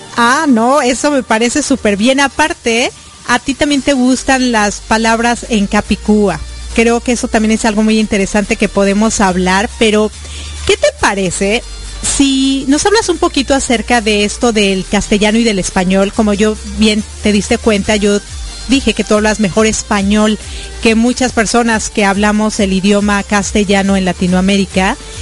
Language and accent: Spanish; Mexico; now in United States; soy mexicana y también vivo en los Estados Unidos